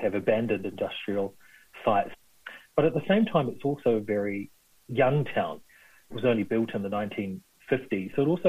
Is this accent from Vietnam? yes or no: no; Kawerau, Bay of Plenty, New Zealand; Kawerau is a very strange place. In some ways it feels, I suppose, haunted is the right word, because you're surrounded by all these monuments to a prosperous past.